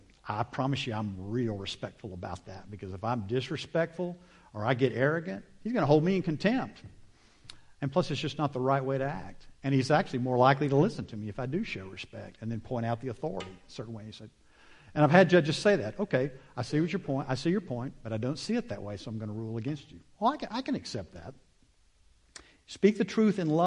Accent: United States; I'm an American

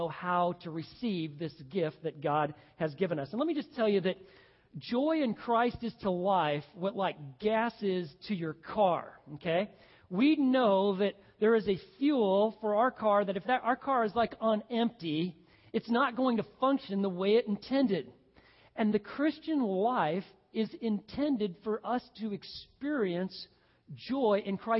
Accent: Montana, United States; when I was a kid growing up in Montana

